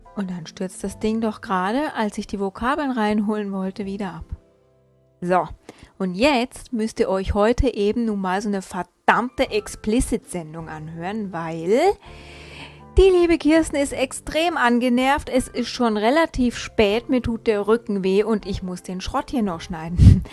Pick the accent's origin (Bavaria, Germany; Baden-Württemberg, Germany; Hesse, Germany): Hesse, Germany; also born or lived in northern German coast (born, 'Muschelschubser'); gebürtiger Muschelschubser, aufgewachsen in Hessen